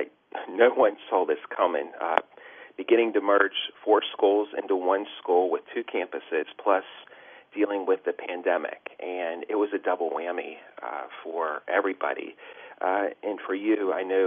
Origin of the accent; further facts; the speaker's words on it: Pittsburgh, Pennsylvania, United States; I grew up in the Carrick-Overbrook section of the city of Pittsburgh